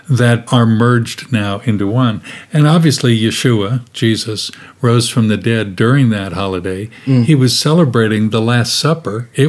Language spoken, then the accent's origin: English; Kansas City, Missouri, United States; moved away as an adult; now in Sydney, Australia; I grew up in the middle of the United States in Kansas City